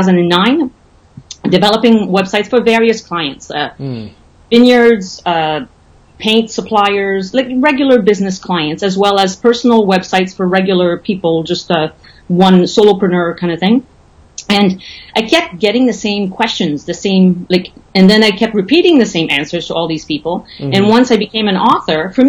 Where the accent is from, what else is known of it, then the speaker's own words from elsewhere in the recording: Canada; moved away as an adult; also born or lived in Calgary, Alberta; now in Playa del Carmen, Mexico; I'm Canadian, French Canadian